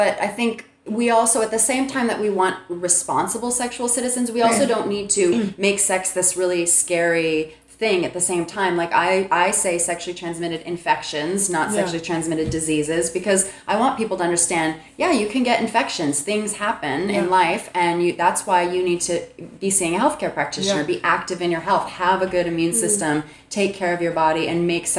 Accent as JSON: {"language": "English", "region": "Texas", "country": "United States", "tie": "born or raised there", "lives_now": "Los Angeles, United States", "said": "growing up in Texas, living in a city like"}